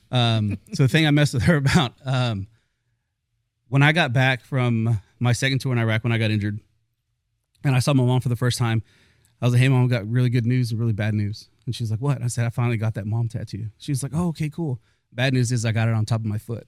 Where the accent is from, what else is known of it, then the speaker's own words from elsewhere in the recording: Fort Worth, Texas, United States; I grew up in North Side of Fort Worth.